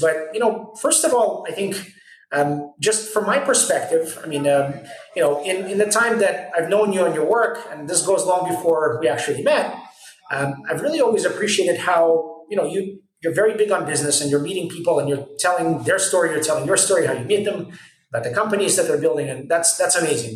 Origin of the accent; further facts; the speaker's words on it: United States; now in Israel; I grew up in the States